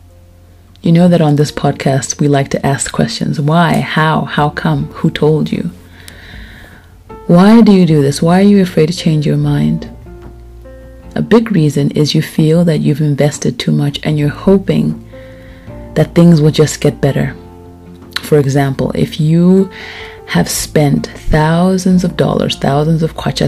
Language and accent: English; Lusaka, Lusaka Province, Zambia; moved away; I moved, yet again, to Lusaka, Zambia, where I'm from. I am back in my hometown.